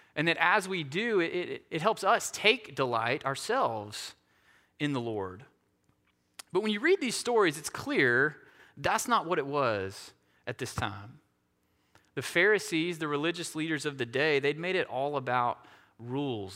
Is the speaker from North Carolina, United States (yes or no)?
yes; Asheville, North Carolina, United States; being from the Asheville area